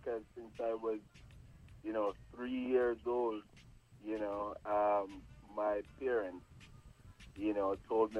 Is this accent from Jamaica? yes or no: yes; Jamaica; moved away as an adult; now in Portland, United States; Born and raised in Jamaica